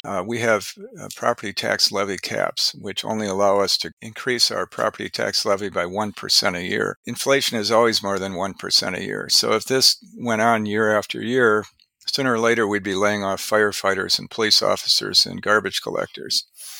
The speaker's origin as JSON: {"language": "English", "town": "Wauwatosa", "region": "Wisconsin", "country": "United States", "tie": "born or raised there", "also_born_or_lived": "Milwaukee / New York / Princeton", "said": "I was born in Milwaukee and raised in Wauwatosa. Wauwatosa is Milwaukee's oldest suburb."}